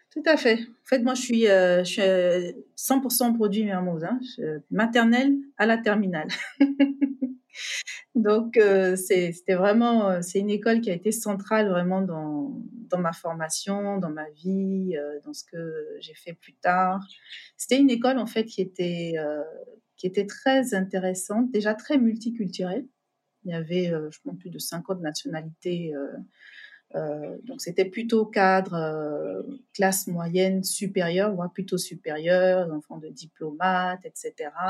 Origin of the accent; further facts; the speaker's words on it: Abidjan, Côte d’Ivoire; moved away as an adult; also born or lived in France / New York, United States / Senegal; alors, je, précise, j'ai grandi à Abidjan, mais je suis née en France.